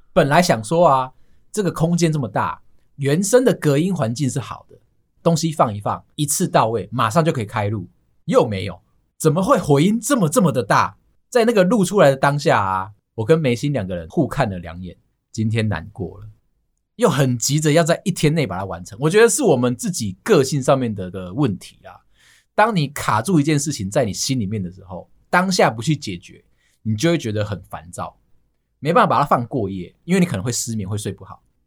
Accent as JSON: {"language": "Chinese", "region": "New Taipei", "country": "Taiwan", "tie": "born or raised there", "said": "我们台北县啊， 我们家附近啊"}